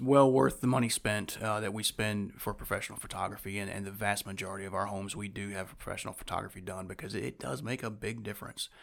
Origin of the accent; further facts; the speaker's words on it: Winston-Salem, North Carolina, United States; I was born and raised here in Winston-Salem